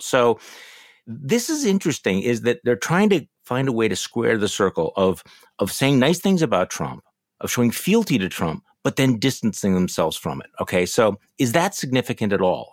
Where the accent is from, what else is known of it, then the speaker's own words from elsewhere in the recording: Milwaukee, Wisconsin, United States; here in my hometown of Milwaukee